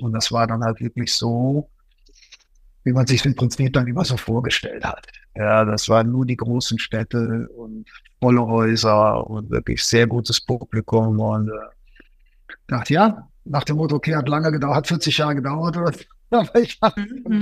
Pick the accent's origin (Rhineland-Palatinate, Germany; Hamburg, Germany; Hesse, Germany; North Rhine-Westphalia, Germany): North Rhine-Westphalia, Germany; Cologne; moved away; also born or lived in Ruhr area; Ich komme ja auch ursprünglich aus Köln